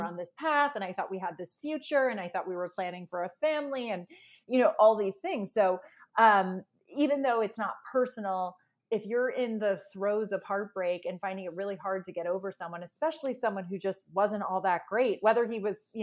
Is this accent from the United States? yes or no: no; Ireland; moved away; I'm from Ireland originally